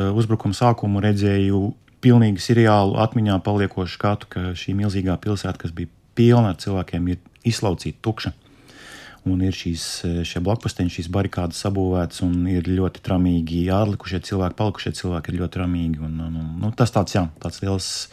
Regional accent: Latvia; Es pats nāku no Rīgas, no, no, no laukiem.

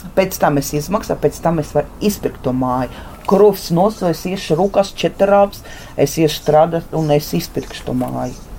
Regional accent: Liepāja, Latvia; moved away as an adult; also born or lived in Monaghan, Ireland; now in Ireland; es pati esmu no Liepājas, pabeidzu arotvietu skolu

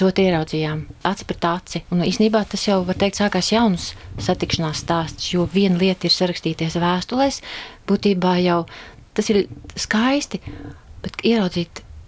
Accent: Saldus, Saldus Municipality, Latvia; moved away as an adult; also born or lived in Riga; Es esmu dzimusi saldinieks, arī dzimusi un dzīvoju šajā mājā

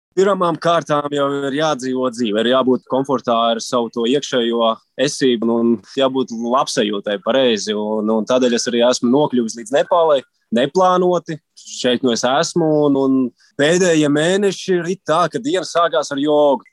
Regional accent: Latvia; mēs esam divi latvieši

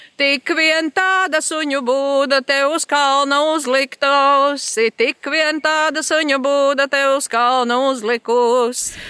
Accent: Rucava area, Kurzeme, Latvia; Šo melodiju iemācījos jau agrā bērnībā, kad Rucavas pusē To dziedāja mana mamma, vecā mamma

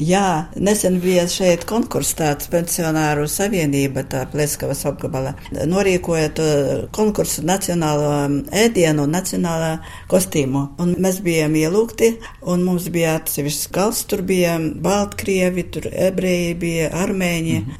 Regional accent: Latvia; now in Russia; es esmu no Latvijas

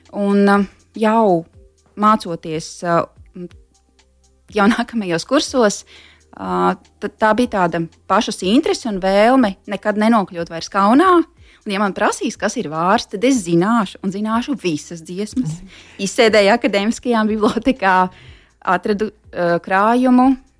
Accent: near Smiltene, northern Vidzeme, Latvia; Tā ir mana dzimtā puse, uh, netālu no smiltenes, ziemeļvidzemē

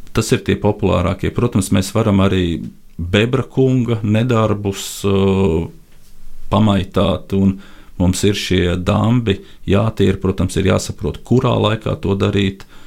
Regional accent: Latvia

